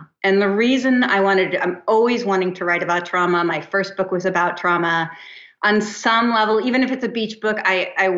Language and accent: English; New Jersey, United States; also born or lived in East Hampton, New York; now in Santa Monica, United States; I did move to the West Coast, but I'm from New Jersey